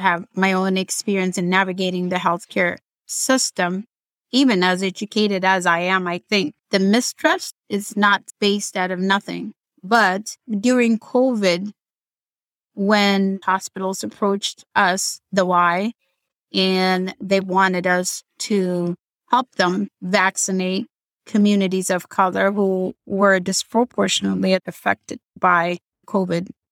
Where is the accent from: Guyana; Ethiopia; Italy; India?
Ethiopia; English is a second language; moved away; I'm from Ethiopia